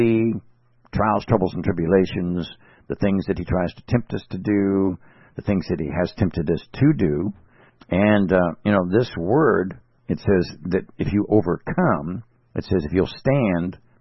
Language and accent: English; California, United States; I'm from California